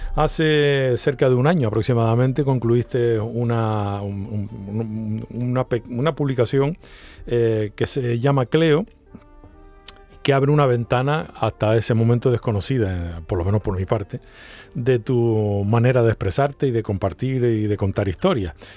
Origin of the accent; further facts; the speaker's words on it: Canary Islands, Spain; a los canarios